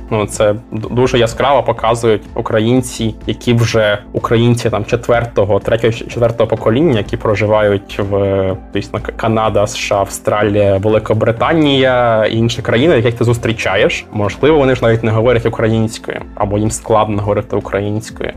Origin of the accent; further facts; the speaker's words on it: Chernivtsi, Chernivtsi Oblast, Ukraine; now in Abu Dhabi, United Arab Emirates; Я з Чернівців.